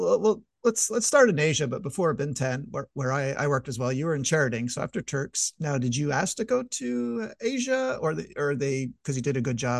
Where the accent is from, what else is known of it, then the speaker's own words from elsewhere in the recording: Montreal, Quebec, Canada; I'm from Montreal